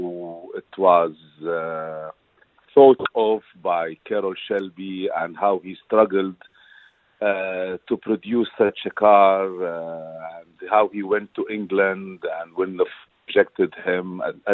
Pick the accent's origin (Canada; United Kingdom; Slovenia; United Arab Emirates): United Arab Emirates; Dubai; also born or lived in United States; I grew up in Dubai, and at that time, in the early 70s